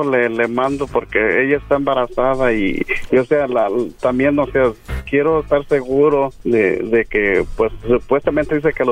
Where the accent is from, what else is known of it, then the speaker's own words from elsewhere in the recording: Guadalajara, Jalisco, Mexico; yo soy de Guadalajara.